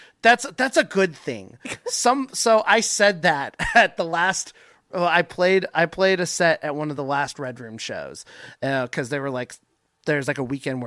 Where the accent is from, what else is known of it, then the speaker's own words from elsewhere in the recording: Tacoma, Washington, United States; also born or lived in Bonney Lake, Washington; as someone who has grown up in Tacoma. This is my home. I work in Seattle, but Tacoma has been my scene forever.